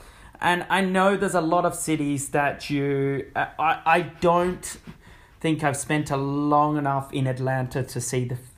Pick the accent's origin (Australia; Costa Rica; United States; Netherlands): Australia; because I'm Australian